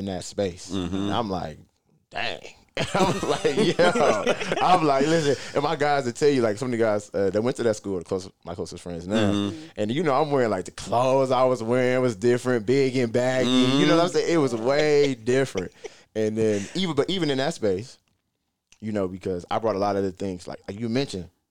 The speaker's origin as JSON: {"language": "English", "town": "Detroit", "region": "Michigan", "country": "United States", "tie": "born or raised there", "moved": "yes", "lives_now": "Rochester, United States", "said": "I grew up in Detroit"}